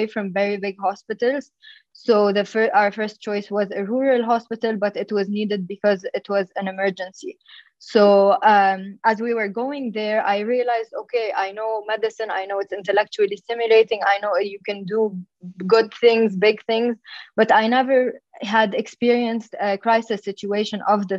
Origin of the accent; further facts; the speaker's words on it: Dhour El Choueir, Mount Lebanon, Lebanon; I come from Dhour Shouer in Lebanon. So it's a town very known for its community service. And so I grew up in a place and in a family that emphasized giving back to the community